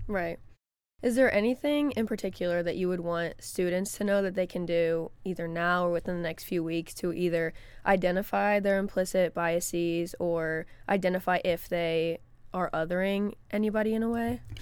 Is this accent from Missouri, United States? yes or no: yes; Florissant, Missouri, United States; also born or lived in St. Charles, Missouri; I grew up in Florissant, Missouri, which is a, my neighborhood was predominantly black, and then I moved to Saint Charles, Missouri